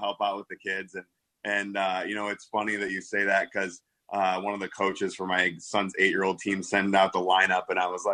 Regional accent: Midwest, United States; now in Naperville, United States; I'm from the Midwest.

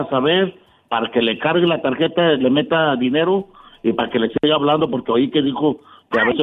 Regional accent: Ciudad Madero, Tamaulipas, Mexico; yo tengo 47, 48 años. Entonces, yo fui criado en la Revolución Verde de Ciudad Madero.

